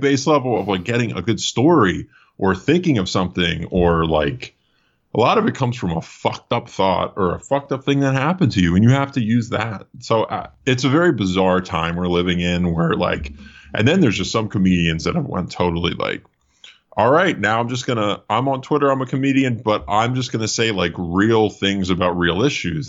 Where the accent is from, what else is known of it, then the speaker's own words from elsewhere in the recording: Allentown, Pennsylvania, United States; moved away as an adult; also born or lived in Philadelphia; now in Los Angeles, United States; Originally, I was from outside of Philadelphia, um, Lehigh Valley area, like Allentown